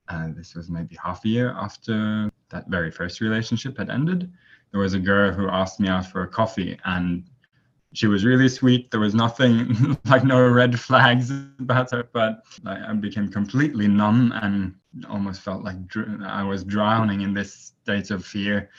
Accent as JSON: {"language": "English", "country": "Norway", "moved": "yes", "lives_now": "Taiwan", "said": "I'm from Norway. So but right now I'm in Taiwan"}